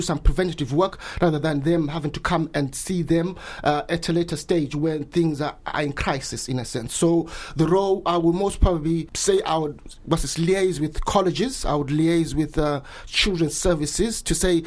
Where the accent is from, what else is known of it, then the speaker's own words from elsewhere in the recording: Bulawayo, Zimbabwe; moved away as an adult; now in Brighton, United Kingdom; Yes, I was born and raised there. I went to school there